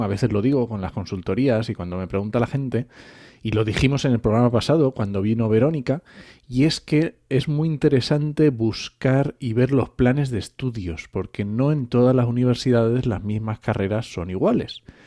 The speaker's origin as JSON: {"language": "Spanish", "region": "Asturias", "country": "Spain", "moved": "yes", "lives_now": "Castilla-La Mancha, Spain", "said": "yo ya estoy, adoptado en Castilla-La Mancha, ya conozco esto, ¿vale? Pero yo soy asturiano."}